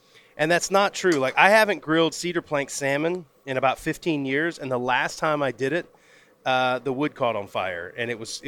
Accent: Pensacola, Florida, United States; Pensacola. That's my hometown.

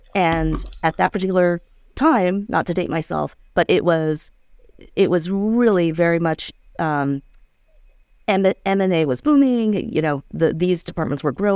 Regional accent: D.C., the Virginia suburbs of Washington, United States; I grew up in the Virginia suburbs of D.C.

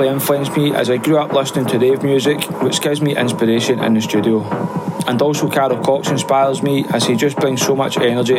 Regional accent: Scotland, United Kingdom; I'm a Scottish DJ producer and I've been producing since I was about 14 years old.

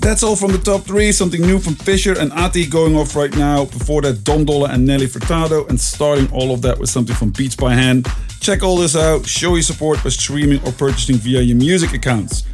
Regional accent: Eindhoven, North Brabant, Netherlands; my hometown Eindhoven

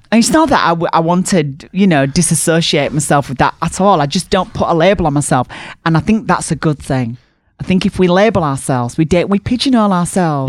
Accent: Barnsley, Yorkshire and the Humber, United Kingdom; bigged up my hometown

